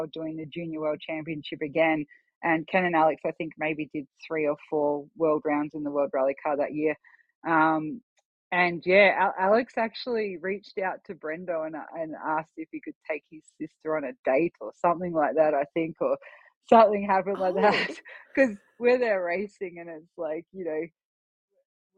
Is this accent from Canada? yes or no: no; Australia; moved away as an adult; now in Idaho, United States; I was obviously a citizen in Australia